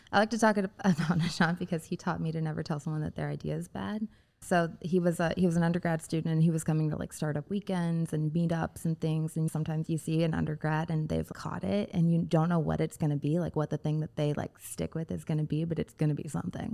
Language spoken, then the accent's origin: English; Indiana, United States; a part of the state I spent a lot of time in growing up in Indiana